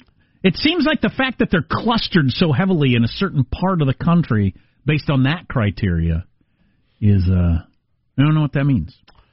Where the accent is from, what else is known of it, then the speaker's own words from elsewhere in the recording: South Dakota, United States; I'm from South Dakota.